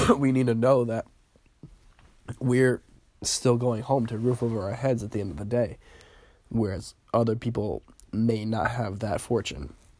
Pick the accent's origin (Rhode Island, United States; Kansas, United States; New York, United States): Rhode Island, United States; Warwick; now in North Kingstown, United States; I kinda grew up in the Warwick area